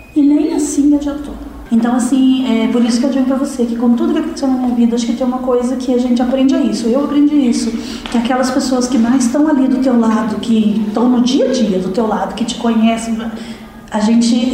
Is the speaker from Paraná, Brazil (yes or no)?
yes; Curitiba, Paraná, Brazil; also born or lived in Ponta Grossa; now in Piraquara, Brazil; Sou natural de Curitiba, mas eu morava em Ponta Grossa